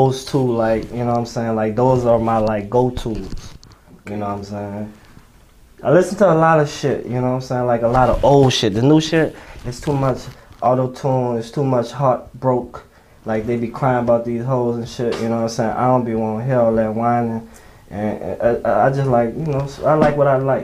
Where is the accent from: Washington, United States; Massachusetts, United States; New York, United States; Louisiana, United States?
Louisiana, United States; New Orleans; I'm from the East